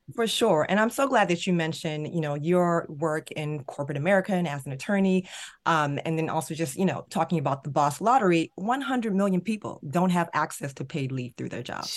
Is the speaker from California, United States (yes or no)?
no; Maryland, United States; Maryland, my home state